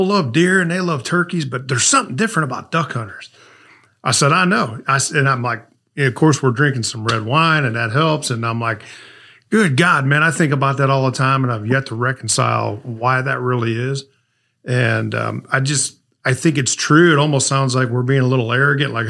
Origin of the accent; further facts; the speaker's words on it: St. Louis, Missouri, United States; I grew up in St. Louis, Missouri